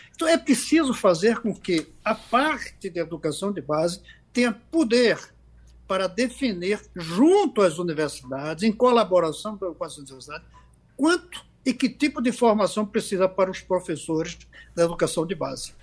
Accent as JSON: {"language": "Portuguese", "region": "Pernambuco", "country": "Brazil", "said": "cidades como a nossa Axixá, em nosso Pernambuco"}